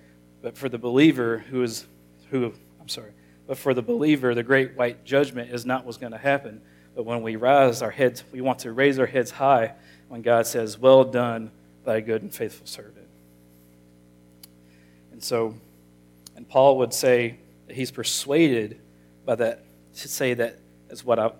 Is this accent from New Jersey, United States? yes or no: no; Monticello, Arkansas, United States; I grew up in Monticello all my life.